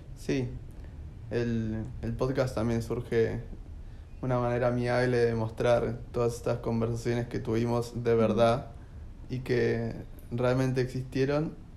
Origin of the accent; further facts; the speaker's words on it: AMBA, Buenos Aires Province, Argentina; Nosotros somos samba, eso seguro